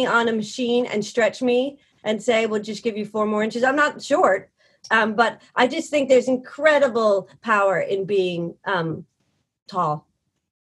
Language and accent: English; New York, United States; You also just get hardwired as a New Yorker